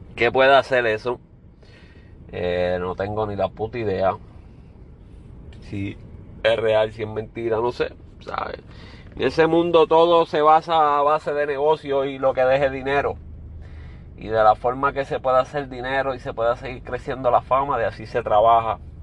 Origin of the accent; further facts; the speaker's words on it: Puerto Rico; Yo soy puertorriqueño